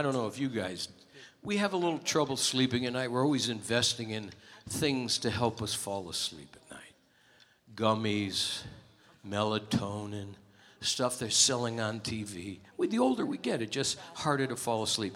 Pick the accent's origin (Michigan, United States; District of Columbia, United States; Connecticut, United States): Connecticut, United States; Hartford; my hometown of Hartford, Connecticut